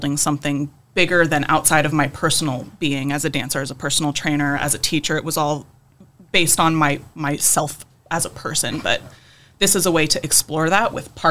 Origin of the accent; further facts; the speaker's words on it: California, United States; moved away as an adult; I was raised in California.